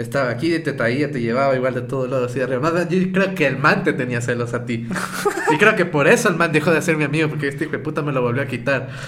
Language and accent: Spanish; Santo Domingo, Santo Domingo de los Tsáchilas, Ecuador; also born or lived in Quito, Ecuador; Santo Domingo es la, mezcla, de todo. Pero es que yo soy de Quito, pero vivía ah, toda, la vida en, Santo Domingo. Chico quiteño.